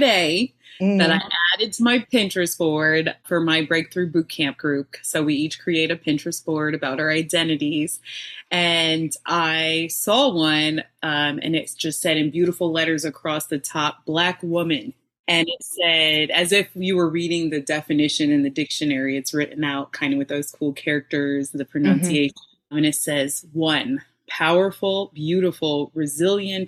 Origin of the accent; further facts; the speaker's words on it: Baton Rouge, Louisiana, United States; I was born in Baton Rouge, Louisiana